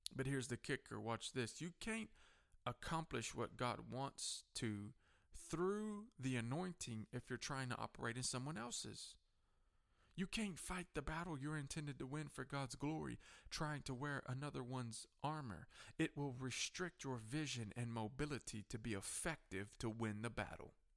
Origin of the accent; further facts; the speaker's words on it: United States; Coffee County Courthouse here in my hometown